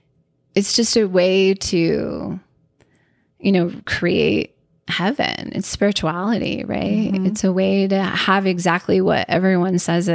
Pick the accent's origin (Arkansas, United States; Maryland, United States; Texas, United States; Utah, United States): Utah, United States; Bountiful; born there; So I was born in Bountiful, Utah.